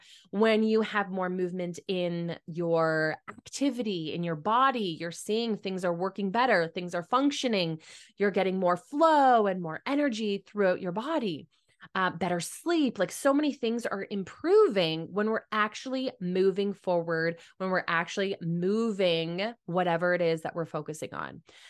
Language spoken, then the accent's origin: English; Mitchell, Ontario, Canada; And I grew up in Mitchell, Ontario, and we actually had streams that like went through some of our properties along our house, a part of the Thames River.